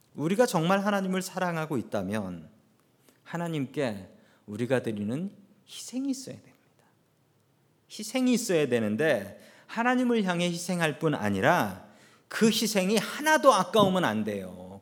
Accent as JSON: {"language": "Korean", "country": "South Korea", "tie": "born or raised there", "moved": "yes", "lives_now": "United States", "said": "한국에서 태어났던 우리들을 미국으로 보내주셨습니다."}